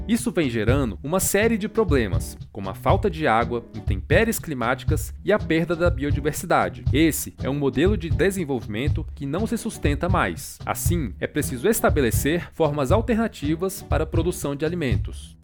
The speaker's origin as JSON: {"language": "Portuguese", "town": "Brasília", "region": "Federal District", "country": "Brazil", "tie": "born or raised there", "said": "Eu nasci no coração do Cerrado, em Brasília, onde tive o privilégio de crescer em contato com ambientes naturais"}